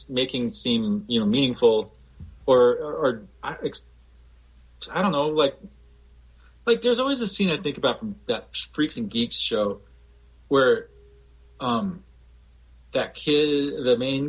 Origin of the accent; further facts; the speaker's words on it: Hawaii, United States; being from Hawaii and being white in Hawaii